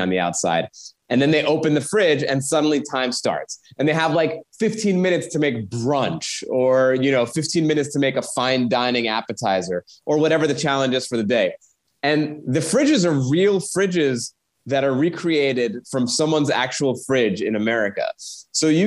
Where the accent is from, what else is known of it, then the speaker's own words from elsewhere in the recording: Long Island, New York, United States; I grew up in Long Island